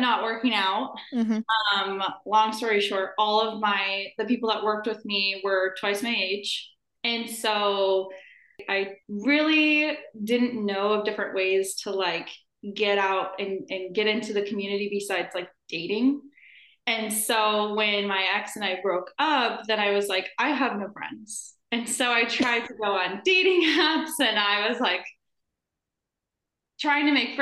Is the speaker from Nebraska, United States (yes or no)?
yes; Omaha, Nebraska, United States; moved away as an adult; now in Kansas City, United States; I am from Omaha, Nebraska, and I've lived there my entire life.